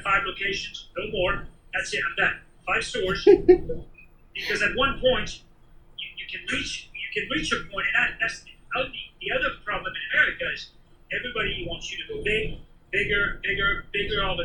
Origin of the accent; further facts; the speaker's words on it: Paris, Île-de-France, France; moved away as an adult; now in California, United States; I grew up in Paris. Born and raised in Paris